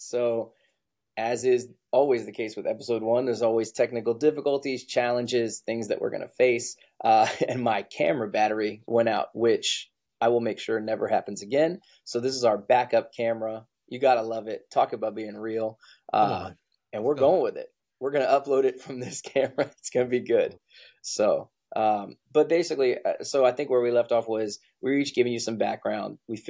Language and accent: English; Texas, United States; whether it was Navy, growing up in Texas, what it was